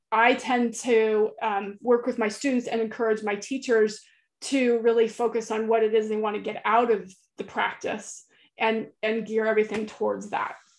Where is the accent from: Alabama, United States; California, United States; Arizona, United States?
California, United States; central; moved away as an adult; now in Florida, United States; I grew up in California um, oh. in a beach town in central California